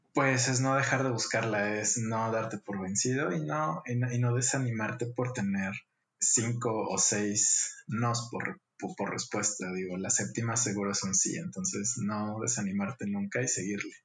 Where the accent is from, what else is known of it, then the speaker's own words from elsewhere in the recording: Guadalajara, Jalisco, Mexico; Nací en Guadalajara, Jalisco.